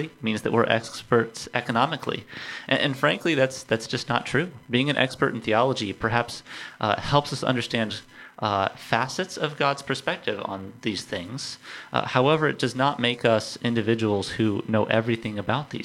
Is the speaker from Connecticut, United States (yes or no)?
no; Central Coast of California, United States; moved away as an adult; now in Rock Hill, United States; I grew up in California